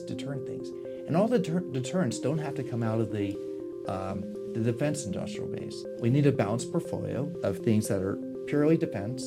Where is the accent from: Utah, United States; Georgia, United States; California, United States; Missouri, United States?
California, United States; Silicon Valley; I grew up in Silicon Valley